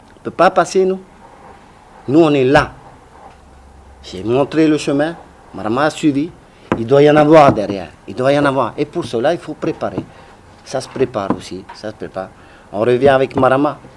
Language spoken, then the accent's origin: French; French Polynesia; moved away; also born or lived in France; chez nous à Mataya